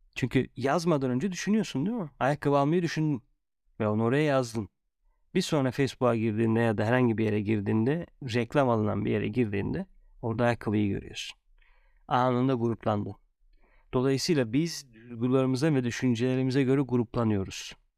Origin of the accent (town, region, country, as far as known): Turkey